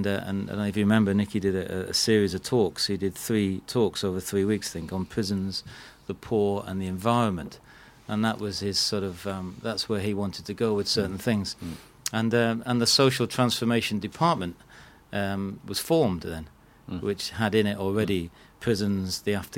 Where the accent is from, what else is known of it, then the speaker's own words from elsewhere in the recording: Manchester, North West England, United Kingdom; now in London, United Kingdom; we're both from Manchester.